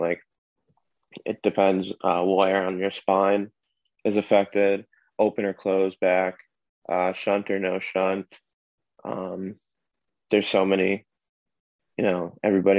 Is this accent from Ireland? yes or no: no; South Hadley, Massachusetts, United States; also born or lived in Springfield, Massachusetts; I'm from South Hadley, Massachusetts, born at Bay State in Springfield, Mass.